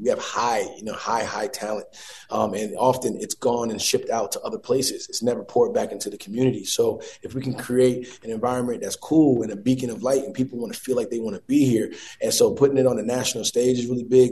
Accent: Newark, New Jersey, United States; come to my hometown

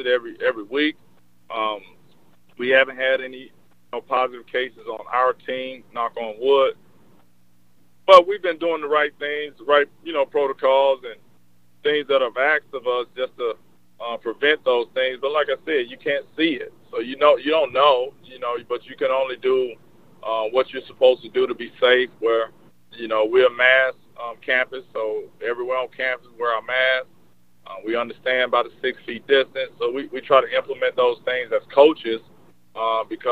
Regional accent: Jackson, Mississippi, United States; I'm from Jackson, you know, so that's big for my city, the city I grew up

